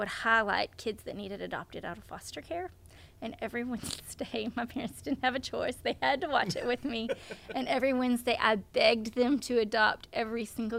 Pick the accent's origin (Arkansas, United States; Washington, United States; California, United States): Arkansas, United States; Melbourne; I live in Central Arkansas, but I grew up in North Central Arkansas in a tiny little town called Melbourne.